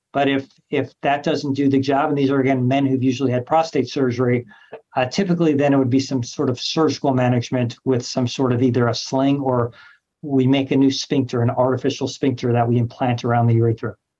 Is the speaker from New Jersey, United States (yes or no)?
no; Los Angeles, California, United States; moved away as an adult; also born or lived in New York / Memphis; now in Cleveland, United States; I'm from Los Angeles, California, trained all over the country New York, Memphis, Cleveland, a few other places